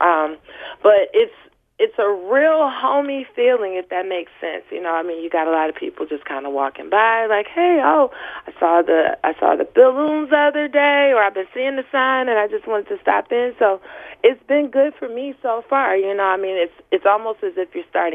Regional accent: Detroit, Michigan, United States; I grew up in Rosedale Park

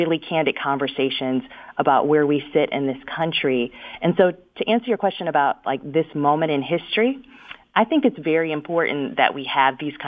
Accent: Detroit, Michigan, United States; moved away as an adult; also born or lived in San Francisco Bay Area; my hometown, Detroit, because, you know, being born and raised there

